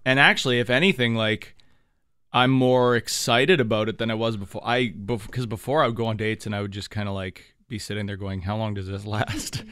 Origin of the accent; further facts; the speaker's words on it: Thunder Bay, Ontario, Canada; moved away; back to my hometown, back up to Thunder Bay.